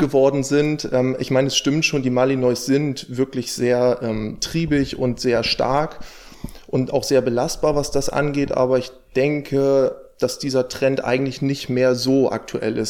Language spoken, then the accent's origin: German; near Stade, Lower Saxony, Germany; ich komme aus der Nähe von Stade